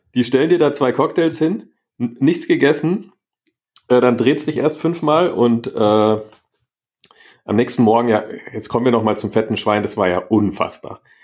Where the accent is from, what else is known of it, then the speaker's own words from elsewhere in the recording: Munich, Bavaria, Germany; aus, aus München, aus Deutschland